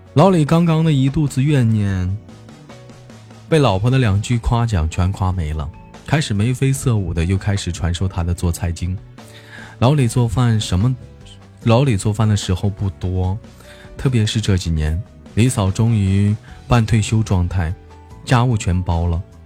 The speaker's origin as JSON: {"language": "Chinese", "town": "Changchun", "region": "Jilin", "country": "China", "said": "是一个来自于祖国长春的一个小男孩"}